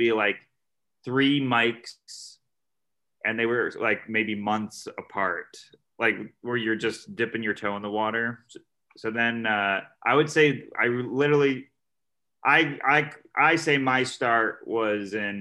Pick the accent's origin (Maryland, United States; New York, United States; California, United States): New York, United States; Syracuse; I'm from Syracuse, New York. That's like central New York.